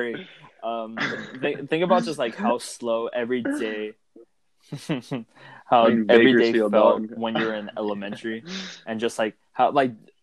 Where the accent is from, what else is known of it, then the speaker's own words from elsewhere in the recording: Ventura, California, United States; moved away as an adult; now in Bakersfield, United States; I grew up in Ventura